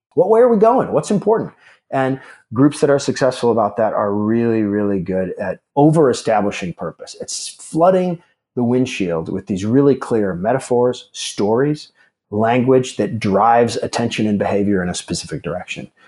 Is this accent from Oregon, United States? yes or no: no; Alaska, United States; moved away; also born or lived in Chicago; I grew up in Alaska